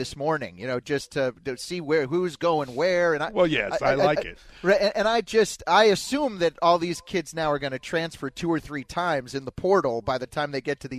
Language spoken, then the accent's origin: English; Denver, Colorado, United States; now in Cleveland, United States; I grew up in Denver and then now have done sports talk in Cleveland for the last 15 years.